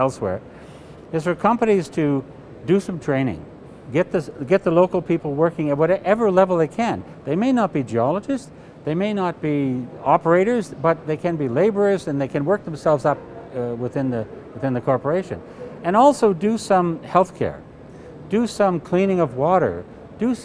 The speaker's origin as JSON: {"language": "English", "country": "Canada"}